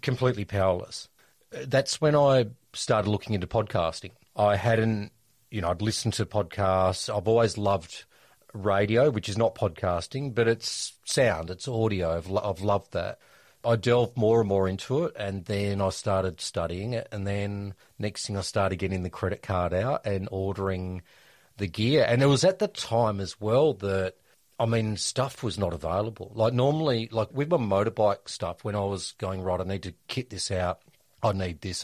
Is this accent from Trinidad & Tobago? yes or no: no; Perth, Western Australia, Australia; Perth, my hometown